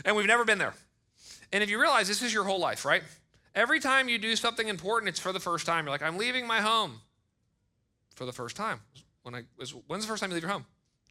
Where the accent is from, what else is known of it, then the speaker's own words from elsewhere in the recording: United States; We're American